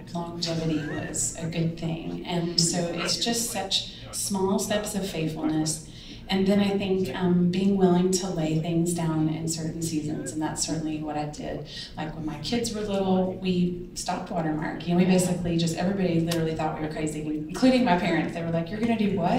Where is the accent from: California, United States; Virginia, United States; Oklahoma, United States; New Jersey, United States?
Oklahoma, United States; moved away as an adult; also born or lived in Houston / Atlanta; now in Nashville, United States; We were in Oklahoma, because we're from Oklahoma originally.